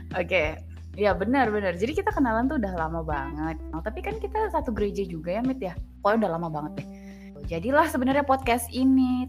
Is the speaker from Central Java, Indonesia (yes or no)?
no; Jakarta, Indonesia; moved away as an adult; gue anak Jakarta asli cie gue anak Jakarta Betawi asli